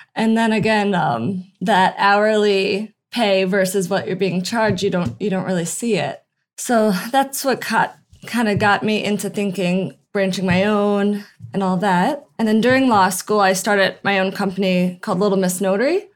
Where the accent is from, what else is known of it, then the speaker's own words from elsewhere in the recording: Albany, New York, United States; moved away as an adult; also born or lived in San Diego, California / Lake Tahoe; now in Del Mar, United States; I'm from Albany, New York, which is just upstate. And I moved to San Diego about six years ago for law school